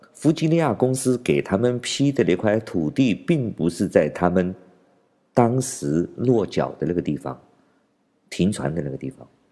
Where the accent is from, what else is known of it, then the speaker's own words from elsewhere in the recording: China; 我们中国人